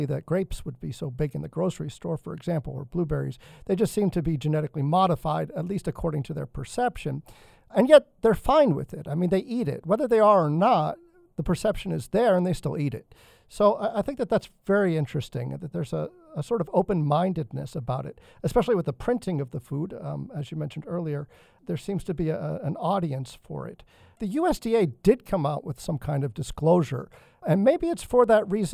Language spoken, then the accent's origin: English; New England, United States; growing up in New England